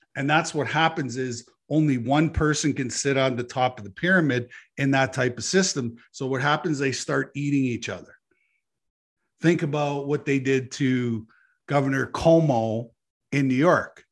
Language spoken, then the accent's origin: English; Canada; as a Canadian citizen